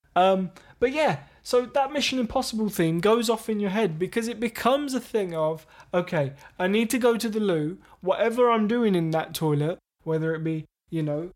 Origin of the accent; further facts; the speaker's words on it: England, United Kingdom; We're English.